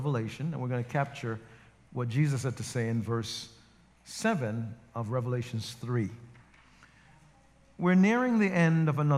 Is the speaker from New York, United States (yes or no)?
yes; New York City, New York, United States; moved away as an adult; also born or lived in Jamaica; now in New Jersey, United States; I grew up not too far from here in Rosedale